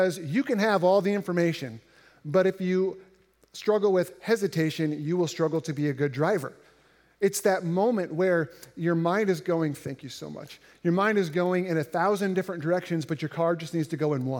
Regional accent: Indiana, United States; growing up in Indiana, which is relatively flat

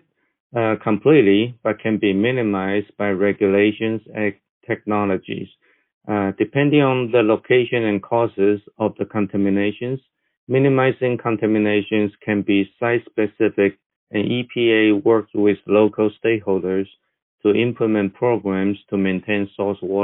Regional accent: Taiwan; moved away as an adult; now in Texas, United States; I was born and raised in Taiwan, but I have been in Texas since 1985.

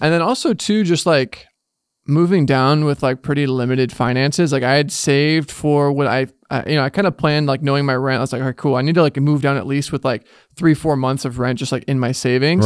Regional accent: Bay Area, California, United States; born or raised there

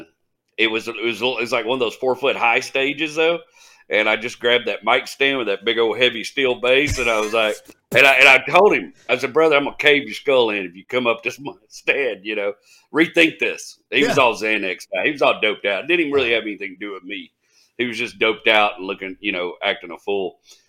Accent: Kilgore, Texas, United States; I'm from Kilgore, and we don't mess with Terrell.

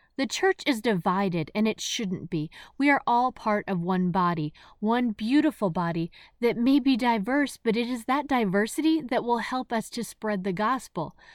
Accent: New Jersey, United States; moved away as an adult; also born or lived in the South; I grew up in New Jersey

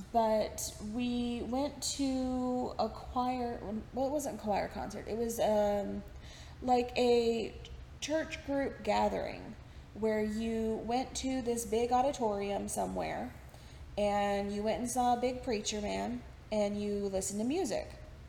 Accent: Texas, United States; accent: Texan; because I know you've noticed in this that my accent has come out a little bit. When I talk about my time in Texas, it's hard not to, because I'm remembering as I'm going.

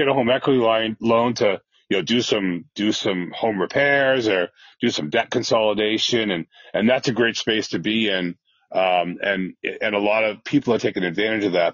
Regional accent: New Hampshire, United States; moved away as an adult; now in Massachusetts, United States; So New Hampshire, which is where I'm from. I happen to live in Massachusetts right now, but we'll leave that alone. I'm not really a Massachusetts guy, but I was, you know, born and bred in New Hampshire for the most part

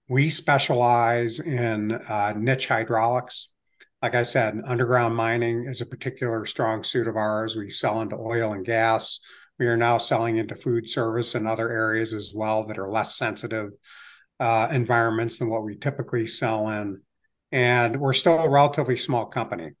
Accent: United States; also born or lived in Virginia / Cleveland, Ohio / Greenville, South Carolina; moved to Screen Falls in nineteen sixty-three, and I'd been here ever since

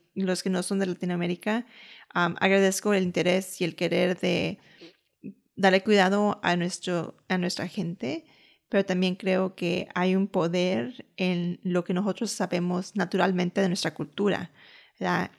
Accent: United States; aunque yo soy ciudadana americana, aunque yo nací y crecí aquí

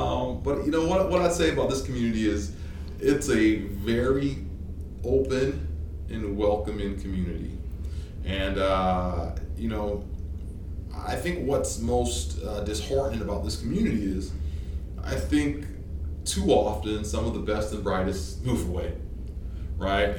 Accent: Toronto, Ontario, Canada; moved away as an adult; also born or lived in Nigeria / Hattiesburg, Mississippi, United States; now in Shreveport, United States; I moved from Nigeria to Toronto, 8 and a half. Mm-hmm. I moved from Toronto to, I guess, Southern Mississippi, Hattiesburg area, 19.

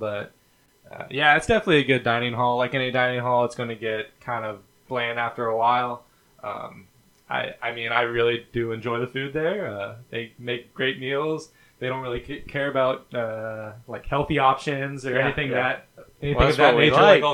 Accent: Cincinnati, Ohio, United States; growing up in Cincinnati

